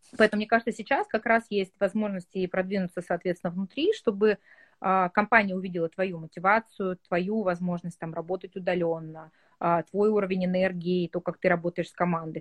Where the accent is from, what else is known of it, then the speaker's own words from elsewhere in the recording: Yekaterinburg, Sverdlovsk Oblast, Russia; я сама из Екатеринбурга